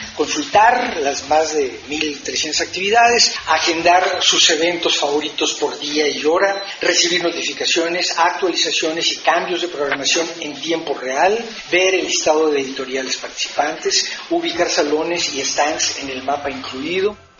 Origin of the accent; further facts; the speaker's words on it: Mexico; humor negro que nos caracteriza como mexicanos